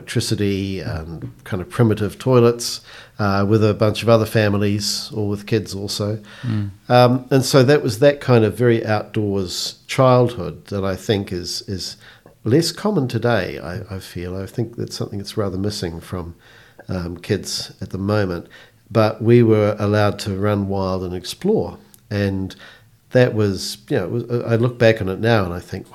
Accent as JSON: {"language": "English", "town": "Christchurch", "region": "Canterbury", "country": "New Zealand", "tie": "born or raised there", "said": "I grew up in Christchurch, born and bred, and mostly in East Christchurch."}